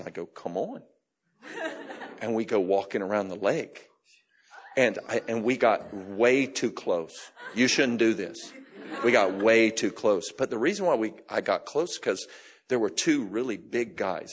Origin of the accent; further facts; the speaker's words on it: Florida, United States; I grew up in Florida